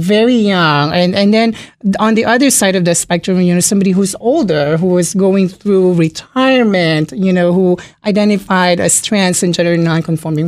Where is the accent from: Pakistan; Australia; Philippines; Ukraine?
Philippines; now in Springfield, Virginia, United States; I'm from the Philippines, born and raised in the Philippines